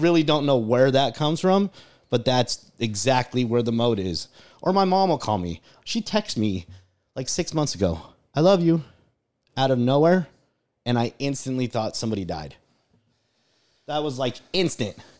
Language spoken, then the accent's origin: English; United States